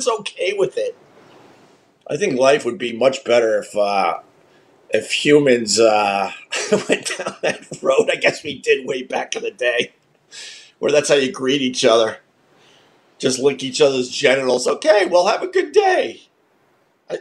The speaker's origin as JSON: {"language": "English", "town": "Centerport", "region": "New York", "country": "United States", "tie": "born or raised there", "said": "We grew up in Centerport, Long Island, and we had a big house with a lot of woods"}